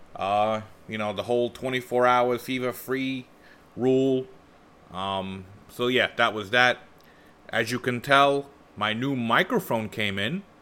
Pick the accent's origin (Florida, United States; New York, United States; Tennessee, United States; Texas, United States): New York, United States; New York City; we grew up in Bensonhurst